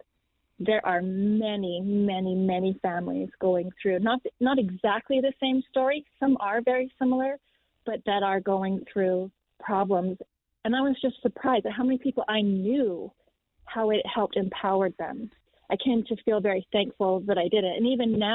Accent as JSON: {"language": "English", "country": "Canada", "said": "We are from Canada"}